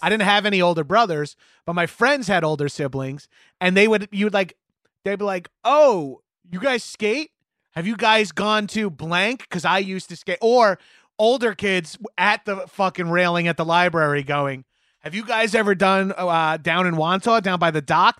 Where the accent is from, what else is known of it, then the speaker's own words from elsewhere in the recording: Long Island, New York, United States; we had Alacal Cruz Surf Shop in my hometown on Long Island